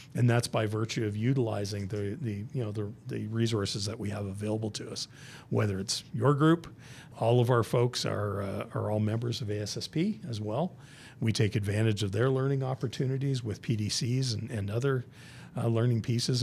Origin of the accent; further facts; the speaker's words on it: Southern Ontario, Canada; moved away as an adult; also born or lived in Hamilton, Ontario; now in United States; born and raised in Southern Ontario